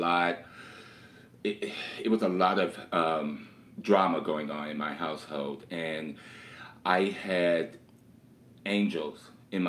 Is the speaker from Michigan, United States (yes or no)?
yes; Detroit, Michigan, United States; Born and raised in Detroit, Michigan, you know, a child of the 60s.